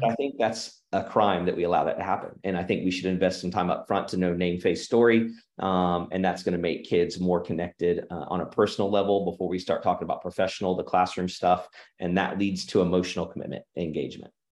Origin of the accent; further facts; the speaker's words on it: Oklahoma, United States; also born or lived in Illinois / Arkansas; And then I've been in Oklahoma s, my, my whole life. Moved here when I was five from Illinois and, uh, except for six years in Arkansas, which is a phenomenal experience, been right here in Oklahoma